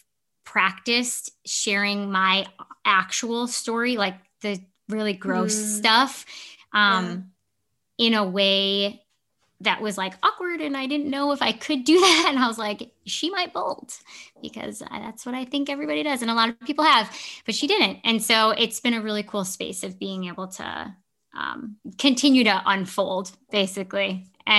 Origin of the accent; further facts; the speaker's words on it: Chicago, Illinois, United States; moved away as an adult; also born or lived in Milwaukee; I grew up in the Chicago area, so I knew the Midwest